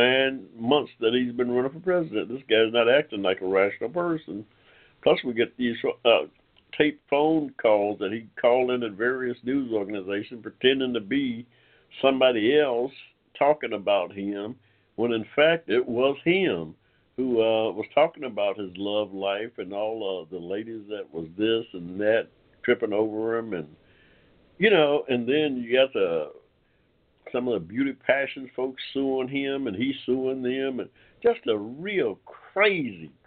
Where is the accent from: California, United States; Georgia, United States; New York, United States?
Georgia, United States; I go back here in this Georgia place called Georgia, state of Georgia, prior to the Constitution